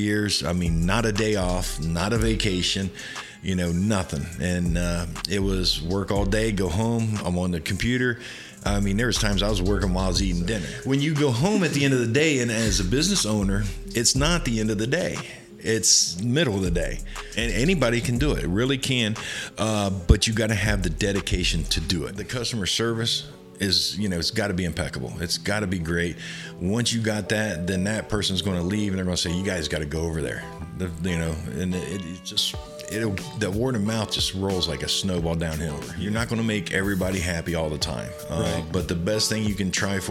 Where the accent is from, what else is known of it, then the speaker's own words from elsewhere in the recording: Columbus, Ohio, United States; moved away as an adult; now in Florida, United States; I was actually born and raised in Central Ohio around Columbus.